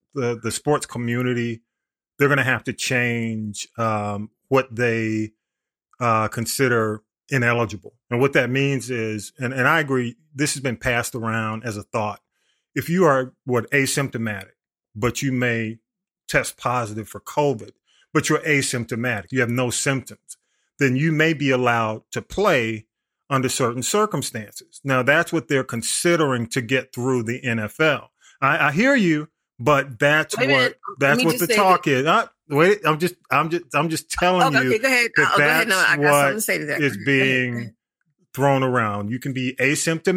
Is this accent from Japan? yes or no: no; Atlanta, Georgia, United States; I grew up in Grady Homes around that area. I used to go to elementary school there.